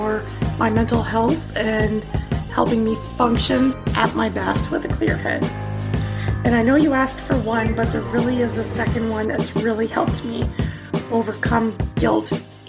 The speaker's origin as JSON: {"language": "English", "area": "near Niagara Falls", "region": "Ontario", "country": "Canada", "said": "I am from Ontario, Canada, near Niagara Falls."}